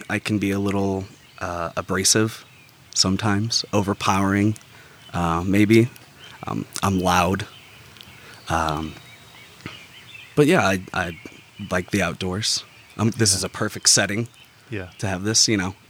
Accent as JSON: {"language": "English", "area": "South County", "region": "Missouri", "country": "United States", "tie": "born or raised there", "said": "I grew up about 15 minutes north in South County"}